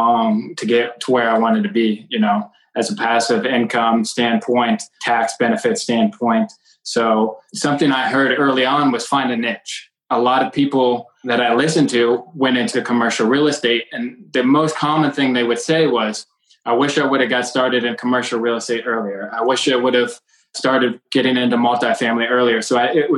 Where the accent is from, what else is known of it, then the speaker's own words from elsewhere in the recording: Cincinnati, Ohio, United States; also born or lived in Kentucky; I was born and raised in Cincinnati